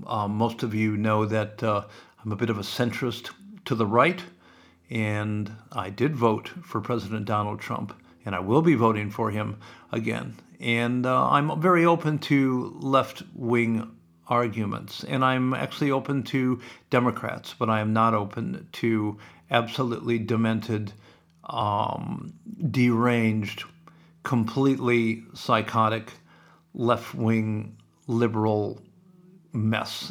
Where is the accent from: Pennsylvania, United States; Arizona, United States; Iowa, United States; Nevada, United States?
Iowa, United States; Sioux City; growing up in Sioux City